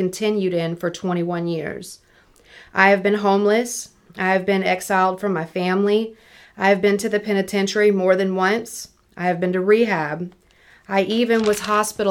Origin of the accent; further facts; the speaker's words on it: Picayune, Mississippi, United States; moved away; I'm from Picayune originally